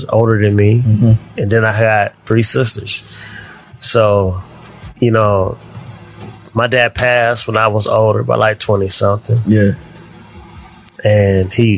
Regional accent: Canton, Ohio, United States; My childhood raised in Canton, Ohio

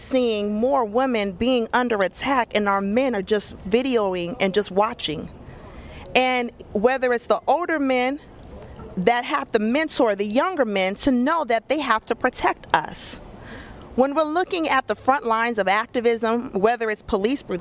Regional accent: Phoenix, Arizona, United States; also born or lived in Nebraska; now in Atlanta, United States; growing up in Phoenix, Arizona, where I'm from, I'm in Atlanta now

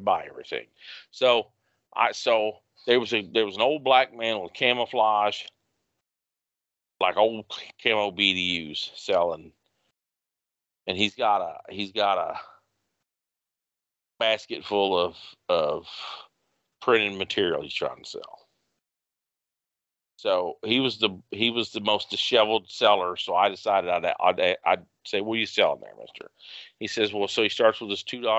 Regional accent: United States; as an American

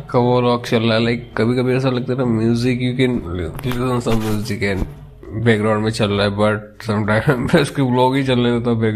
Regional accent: India; but वो US से और मैं इंडिया से हूँ

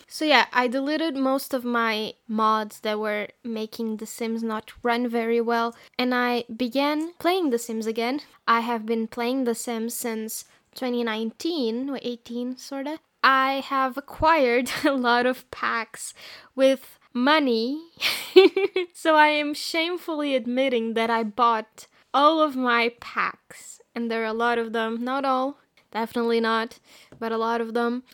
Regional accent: Portugal; I am from Portugal

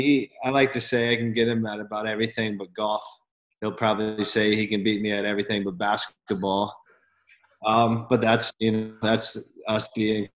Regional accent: Columbia, South Carolina, United States; growing up in Columbia, an hour down the road

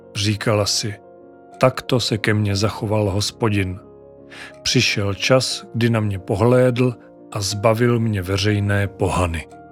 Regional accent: Czechia; first language Czech; v našem rodném jazyku

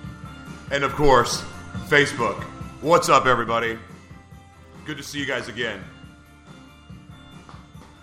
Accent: Oklahoma, United States; moved away; I'm from Oklahoma originally

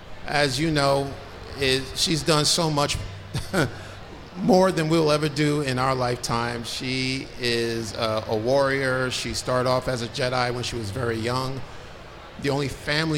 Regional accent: Philadelphia, Pennsylvania, United States; We are from Philadelphia, Pennsylvania

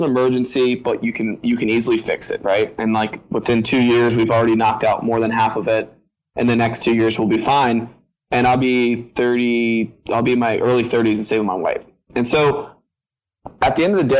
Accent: Virginia, United States; I'm from Virginia.

